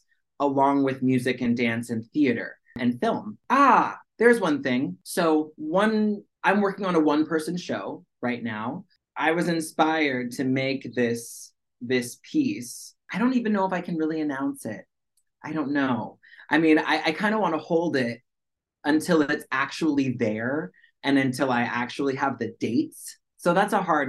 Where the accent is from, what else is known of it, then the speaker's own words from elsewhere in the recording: Washington, United States; first language American Sign Language; moved away as an adult; now in New York, United States; I grew up in Washington State, so like that's very far away from New York City.